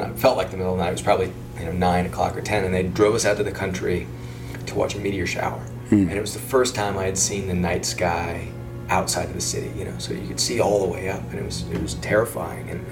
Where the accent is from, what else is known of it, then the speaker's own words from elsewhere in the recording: Ames, Iowa, United States; I grew up in Ames, Iowa.